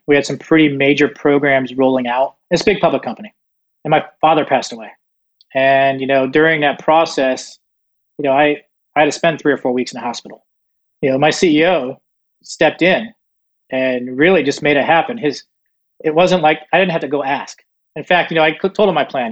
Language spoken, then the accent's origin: English; Southeast Florida, United States; also born or lived in Northeast United States; I was born in Northeast and then moved to Southeast Florida. Grew up a fairly normal childhood